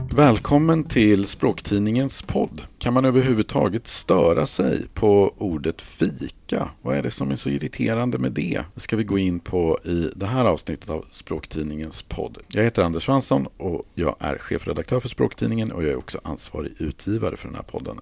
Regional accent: Sweden; som Sverigesvensk

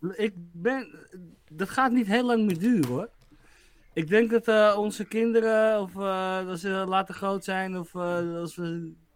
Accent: Netherlands; wij als Nederlander

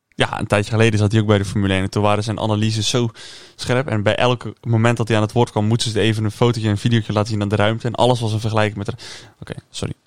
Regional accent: Netherlands; ik kan wel als Nederlander

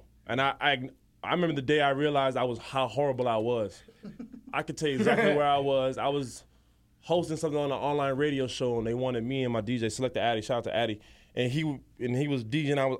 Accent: Jamaica; I'm a Jamaican

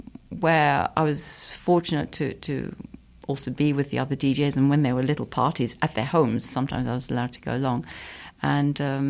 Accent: London, United Kingdom; moved away; also born or lived in Luxembourg; we lived in London, so I grew up in London.

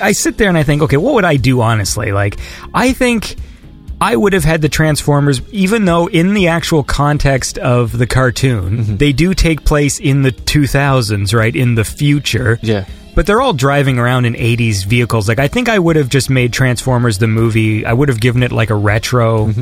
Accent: Canada; I'm Canadian

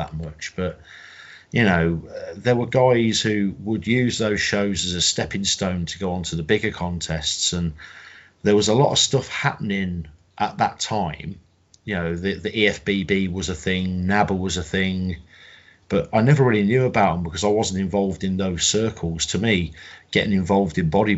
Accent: Coventry, West Midlands, United Kingdom; I'm from Coventry in the Midlands.

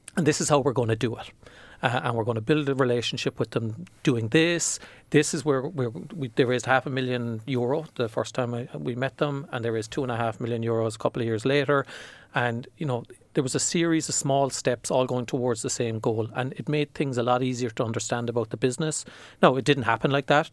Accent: Ireland; as an Irish person

